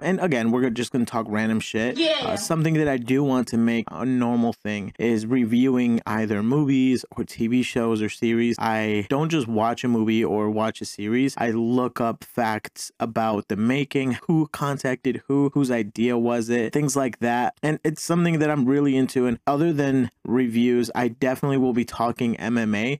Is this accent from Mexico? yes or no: yes; Mexico; now in United States; I'm an immigrant. I was born in Mexico, such as my mom and my older brother.